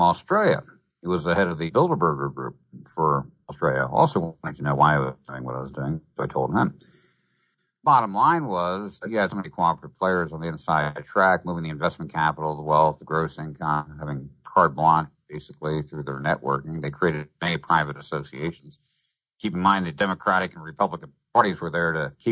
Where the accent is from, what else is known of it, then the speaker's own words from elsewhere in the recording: New Jersey, United States; I grew up in New Jersey